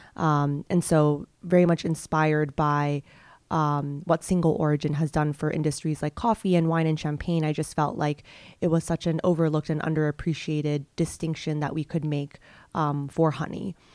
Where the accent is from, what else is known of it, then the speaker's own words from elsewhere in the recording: Hong Kong; moved away as an adult; also born or lived in United States / Ethiopia; I grew up in Hong Kong, came to the U S when I was eighteen for college